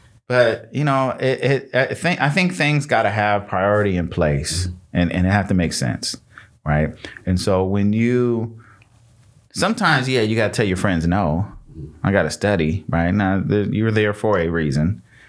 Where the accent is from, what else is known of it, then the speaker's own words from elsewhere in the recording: Michigan, United States; So I'm from Michigan. I was born in Michigan. And so I have people in Michigan still.